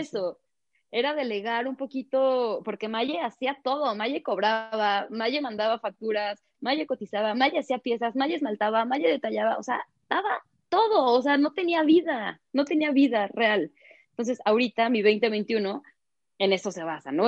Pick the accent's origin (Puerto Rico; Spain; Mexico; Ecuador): Mexico; todavía nos falta como mexicanos aprender a valorar